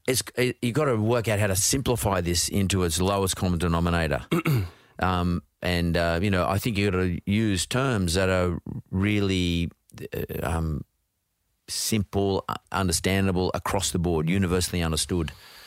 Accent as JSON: {"language": "English", "town": "Brisbane", "region": "Queensland", "country": "Australia", "tie": "born or raised there"}